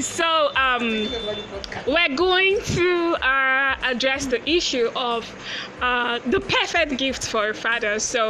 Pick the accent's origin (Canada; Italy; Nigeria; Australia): Nigeria; Yes, we are all Nigerians.